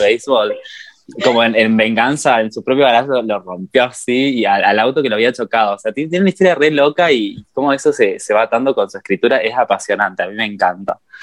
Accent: Entre Ríos, Argentina; moved away as an adult; now in Córdoba, Argentina; yo cuando me mudé acá a Córdoba, yo soy de Entre Ríos, cuando me mudé a Córdoba

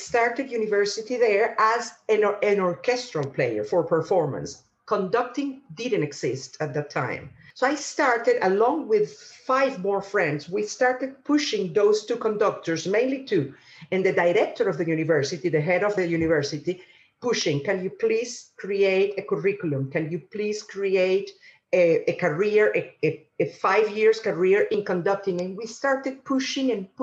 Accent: Caracas, Capital District, Venezuela; moved away as an adult; also born or lived in England; now in United Kingdom; I was born in Caracas, in the capital of Venezuela

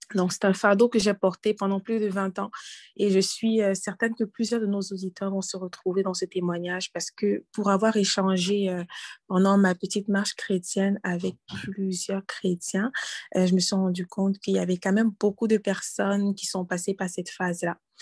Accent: Cameroon; now in Canada; dans mon pays d'origine, au Cameroun

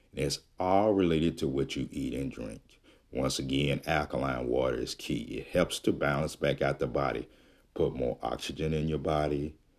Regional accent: Jackson, Mississippi, United States; moved away; I am from Jackson, Mississippi. And, uh, I'm not there now, but that's where I'm originally from

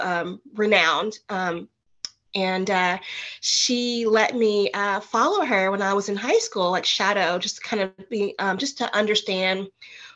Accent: Nashville, Tennessee, United States; also born or lived in Martin, Tennessee; went back home to my hometown in Nashville, Tennessee

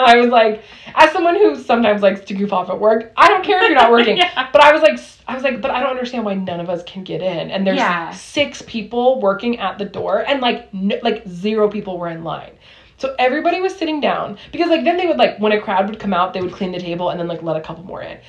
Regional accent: Southern California, United States; we're from SoCal

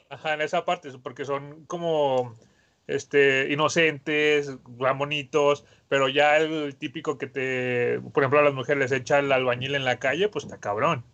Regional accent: Mexico; todos los mexicanos debemos de tener

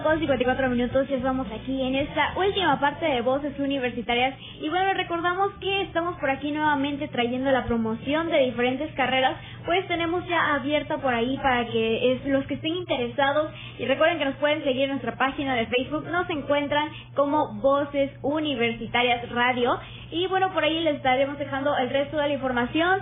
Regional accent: Mexico; la mayoría de los mexicanos tal vez podemos decir que nuestra lengua materna es el español

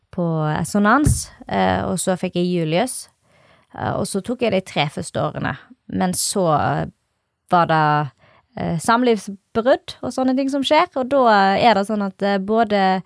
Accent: Norway; jeg er oppvokst på Valvatna

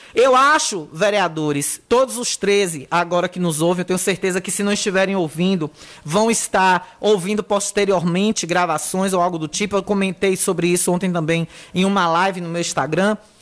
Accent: Riachão do Jacuípe, Bahia, Brazil; minha terra linda, Riachão do Jacuípe

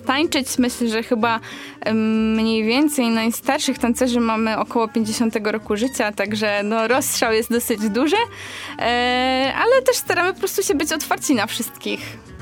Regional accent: Poland

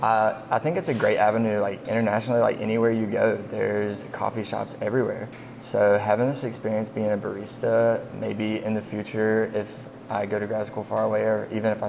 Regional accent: Anderson, South Carolina, United States; I'm from Anderson, South Carolina originally.

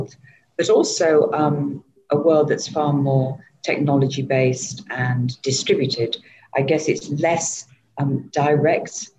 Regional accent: England, United Kingdom; moved away as an adult; now in Southeast Asia; I'm originally from England

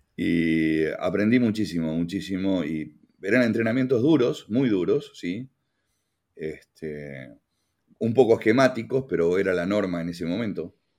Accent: Uruguay; moved away; also born or lived in Canada; yo como buen uruguayo me gusta el candombe

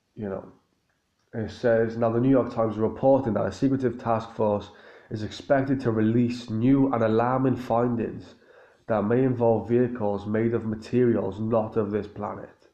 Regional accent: Cardiff, Wales, United Kingdom; in Cardiff here in my hometown

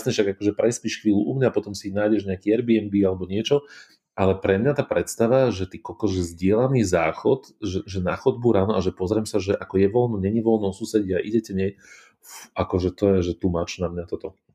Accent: Bratislava, Bratislava Region, Slovakia; born or raised there

